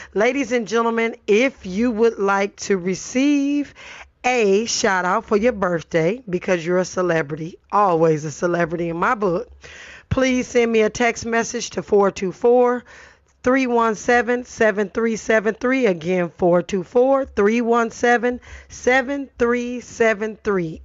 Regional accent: Los Angeles, California, United States; I grew up in Watts, born and raised in Los Angeles

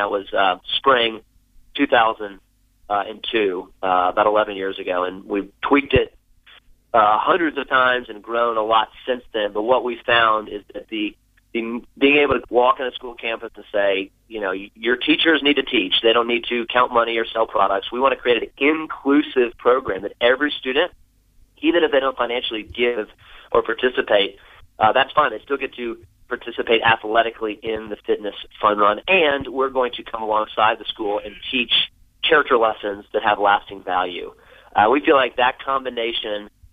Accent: South Florida, United States; moved away as an adult; also born or lived in Birmingham, Alabama; I grew up in South Florida, went to college in Birmingham, Alabama

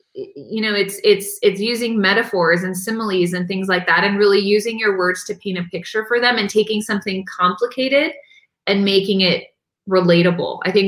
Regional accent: San Diego, California, United States; born there; I was born in San Diego in 1982. I'm an only child.

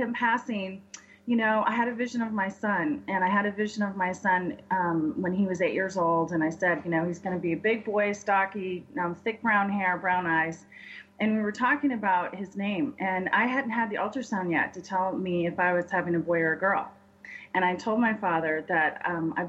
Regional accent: San Diego, California, United States; moved away as an adult; also born or lived in Denver, Colorado; We moved from San Diego, where I grew up, and moved to Denver

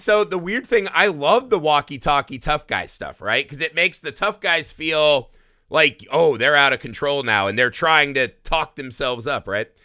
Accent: Indiana, United States; I grew up in Indiana in the Midwest

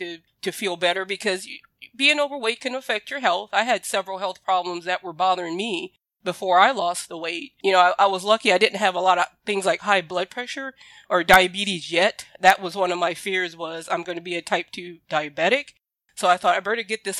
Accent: Southern Louisiana, United States; I grew up in the South, actually Southern Louisiana

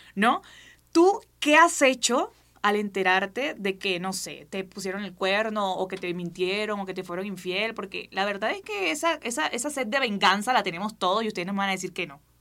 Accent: Barranquilla, Atlántico, Colombia; soy barranquillera, soy colombiana, soy de donde es Shakira

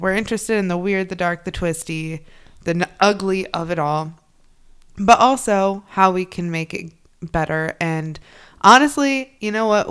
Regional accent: Midwest, United States; now in New England, United States; I'm from the Midwest

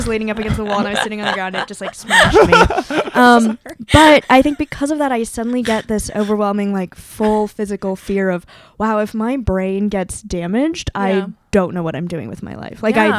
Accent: Bay Area, California, United States; moved away; I grew up in the Bay Area

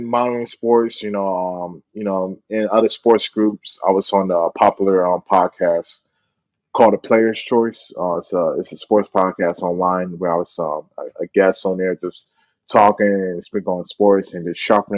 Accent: Philadelphia, Pennsylvania, United States; moved away as an adult; also born or lived in Hawaii; I'm from born and raised in Philadelphia, PA

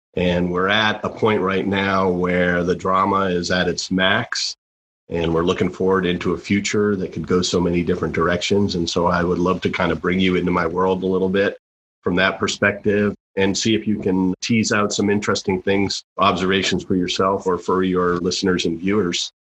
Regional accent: Lexington, Massachusetts, United States; born or raised there

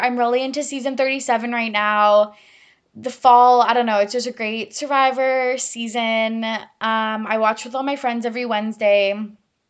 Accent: Massachusetts, United States; accent: Boston; But that is my Boston accent. Don't at me. I know it's literal trash.

